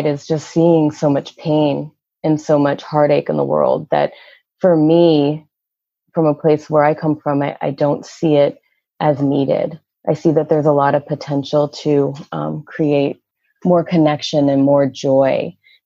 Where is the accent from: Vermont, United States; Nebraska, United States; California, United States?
Vermont, United States; moved away as an adult; also born or lived in Brooklyn, New York; I grew up in Vermont.